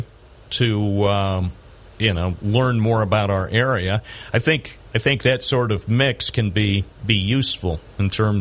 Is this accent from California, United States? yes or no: no; Binghamton, New York, United States; I was born in Binghamton